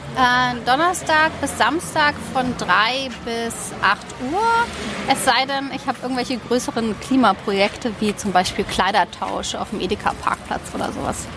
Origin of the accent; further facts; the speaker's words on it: Berlin, Germany; also born or lived in Donaueschingen / Sandhausen / Taunus / Oldenburg; ich bin hauptsächlich in Westberlin groß geworden